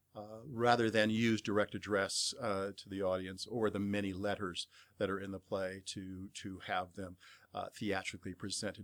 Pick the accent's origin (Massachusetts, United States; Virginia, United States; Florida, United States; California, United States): California, United States; Bay Area; I grew up in the Bay Area